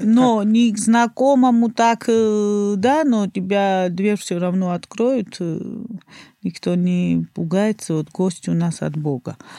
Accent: Batumi, Adjara, Georgia; А я родился в Батуми. Туристический город.

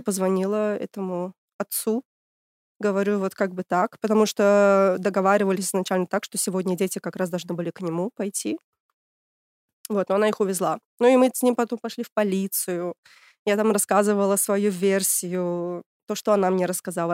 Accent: Tashkent, Uzbekistan; moved away as an adult; now in Germany; А я из Ташкента, столица Узбекистана. Приехала 10 лет назад.

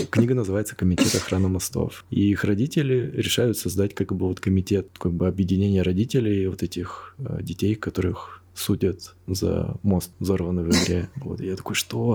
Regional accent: Krasnoyarsk, Krasnoyarsk Krai, Russia; я сам из Красноярска

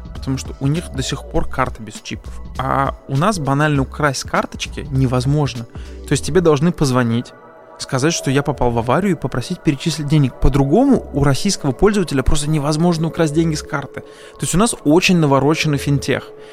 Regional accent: Azerbaijan; я поскольку сам азербайджанец

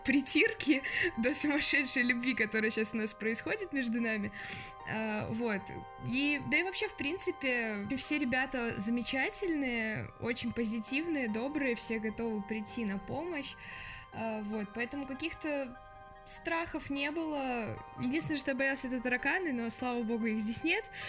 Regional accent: Minsk, Belarus; moved away as an adult; now in Moscow, Russia; я приехала из столицы в столицу, так сказать, из Минска э, в Москву

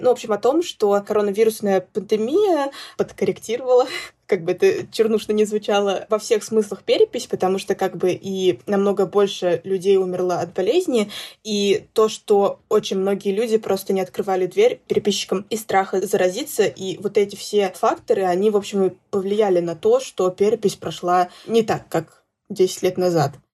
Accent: Zainsk, Tatarstan, Russia; moved away as an adult; я родилась в Заинске, выросла в Заинске, уехала в другой город поступать, учиться и, собственно, осталась там жить

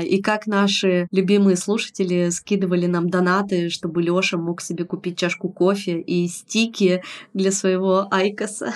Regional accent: Yekaterinburg, Sverdlovsk Oblast, Russia; moved away as an adult; now in Tbilisi, Georgia; я не уехала в Петербург из Екатеринбурга

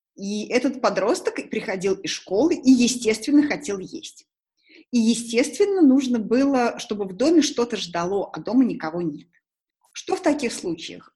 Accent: Tashkent, Uzbekistan; now in Moscow, Russia; Я же человек из Ташкента, я же привыкла суп есть не из тарелки, а из косушки

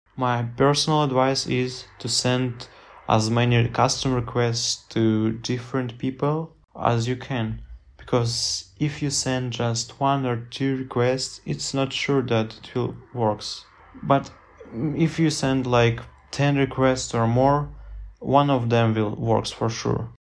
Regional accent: Minsk, Belarus; English is a second language; I was staying in Minsk, capital of Belarus

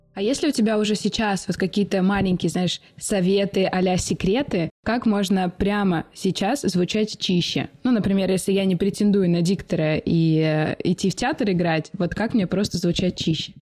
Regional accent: Omsk, Omsk Oblast, Russia; я из Сибири.

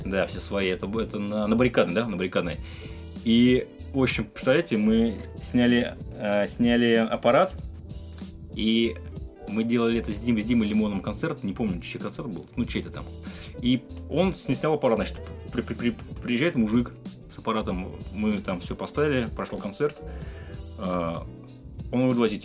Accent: Vladimir, Vladimir Oblast, Russia; так как я из Владимира, то вот почему-то в Владимире я пересекался часто с нашими известными спортсменами. У нас я занимался раньше спортивной гимнастикой

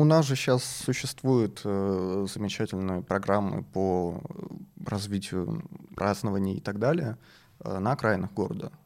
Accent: Moscow, Russia; мы все, все москвичи

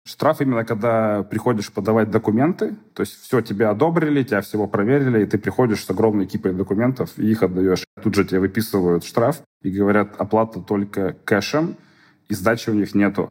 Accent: Russia; moved away as an adult; now in Lisbon, Portugal; я из России

